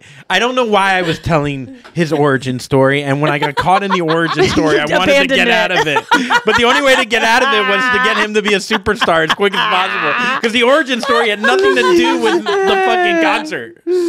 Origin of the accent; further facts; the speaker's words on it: Vero Beach, Florida, United States; now in St. Louis, United States; my hometown in Vero Beach, Florida